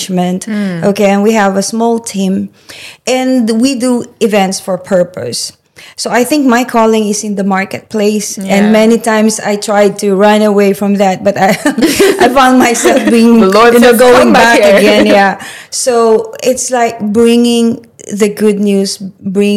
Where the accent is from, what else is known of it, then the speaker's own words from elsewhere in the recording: Philippines; now in Dubai, United Arab Emirates; I came from Philippines. I was born there.